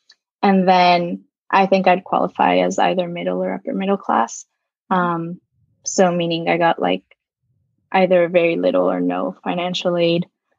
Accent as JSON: {"language": "English", "town": "New York City", "region": "New York", "country": "United States", "tie": "born or raised there", "said": "I'm Spanish-Italian, but I grew up in New York City and I go to Brown University."}